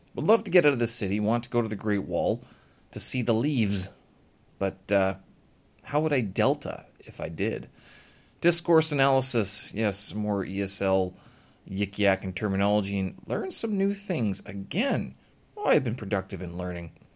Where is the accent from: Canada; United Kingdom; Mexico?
Canada; moved away; I come from Canada. I had a lot of coldness when I was growing up